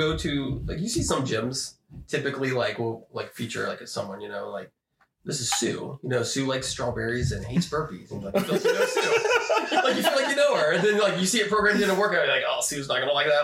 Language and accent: English; Columbus, Ohio, United States; also born or lived in London, Ohio; I was born in Columbus. Lived on the west side